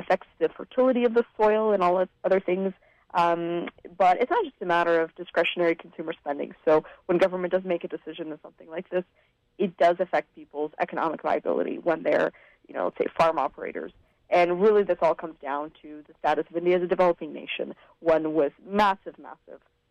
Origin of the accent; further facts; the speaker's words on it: Vancouver, British Columbia, Canada; I was born in Vancouver to a family that had immigrated from Eastern Europe